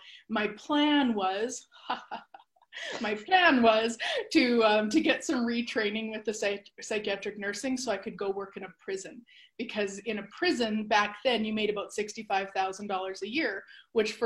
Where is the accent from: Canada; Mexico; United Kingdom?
Canada; born or raised there